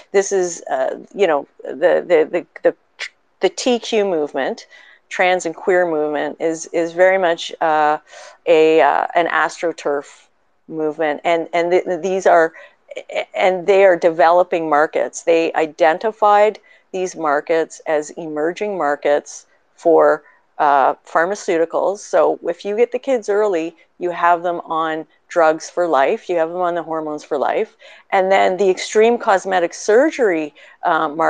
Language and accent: English; Canada; as a Canadian